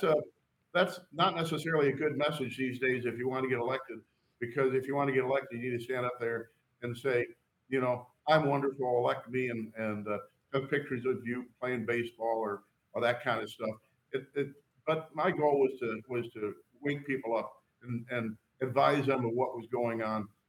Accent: St. Louis, Missouri, United States; I grew up in Saint Louis

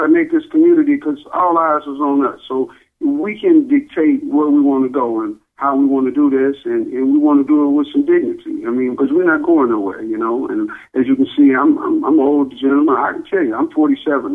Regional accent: Dallas, Texas, United States; I'm from Dallas, and you know, I love Texas, that's where I'm from

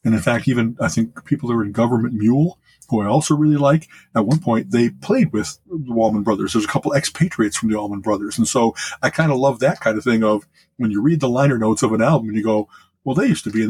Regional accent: Chicago, Illinois, United States; also born or lived in Champaign-Urbana; growing up in Chicago

